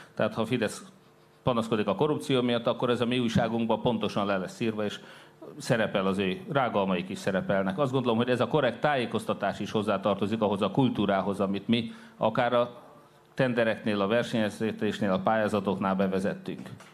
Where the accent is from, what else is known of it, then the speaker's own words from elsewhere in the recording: Hódmezővásárhely, Csongrád-Csanád, Hungary; mi, itt vásárhelyek